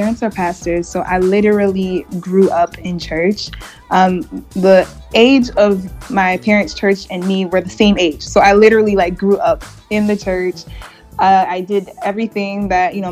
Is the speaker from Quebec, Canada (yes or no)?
yes; Montreal, Quebec, Canada; first language English; growing up in Montreal because it's so multicultural.